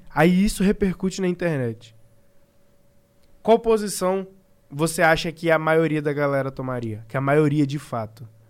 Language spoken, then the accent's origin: Portuguese; Brazil; a gente é brasileiro